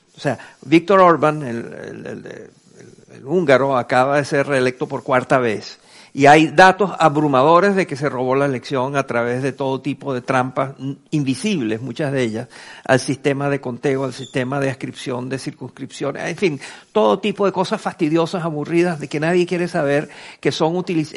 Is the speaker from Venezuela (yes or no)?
yes; Venezuela; en mi país, en Venezuela